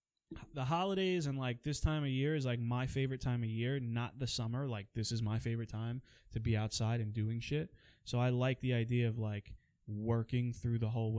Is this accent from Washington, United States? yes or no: no; Queens, New York, United States; also born or lived in Long Island; now in New Jersey, United States; I was born in Queens, then I moved to Long Island, then back to Queens, then Jersey, then back to Queens, and now back to Jersey again.